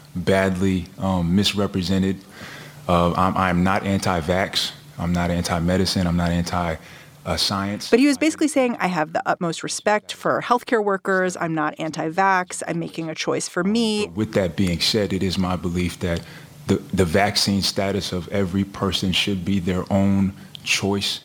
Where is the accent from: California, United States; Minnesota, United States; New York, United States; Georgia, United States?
New York, United States; New York City; my hometown team, the Brooklyn Nets